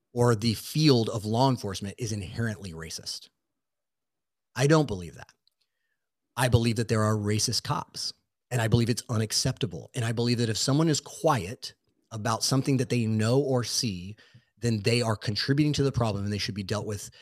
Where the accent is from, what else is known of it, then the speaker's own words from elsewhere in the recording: Southern California, United States; growing up in Southern California, specifically where I work, so out of San Diego